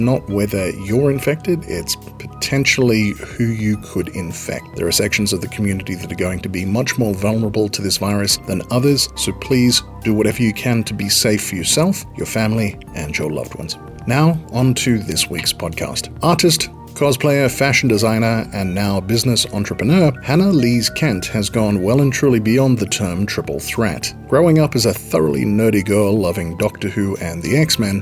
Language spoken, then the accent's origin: English; Australia; I grew up in Australia